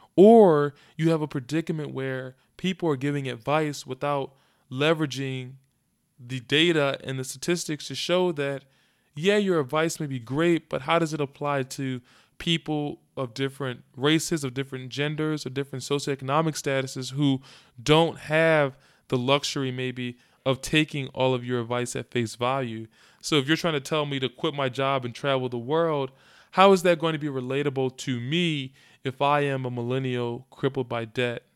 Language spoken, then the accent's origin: English; Philadelphia, Pennsylvania, United States; I was interning in my hometown of Philadelphia